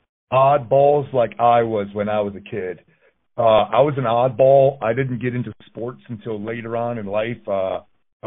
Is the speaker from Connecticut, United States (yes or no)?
yes; Connecticut, United States; moved away as an adult; I grew up in Connecticut